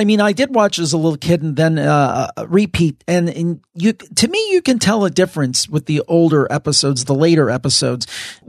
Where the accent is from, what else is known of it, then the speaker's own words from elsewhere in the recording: Cleveland, Ohio, United States; Now, I'm from the Cleveland area